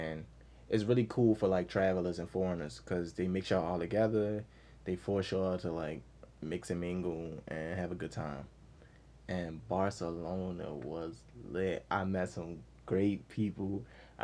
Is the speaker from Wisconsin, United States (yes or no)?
no; Baltimore, Maryland, United States; Where from, Maryland? I'm from Baltimore.